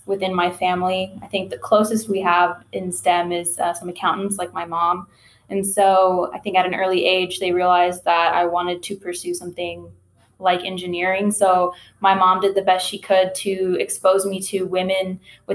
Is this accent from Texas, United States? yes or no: yes; Houston, Texas, United States; I am a Houstonian, born and raised in Houston, Texas.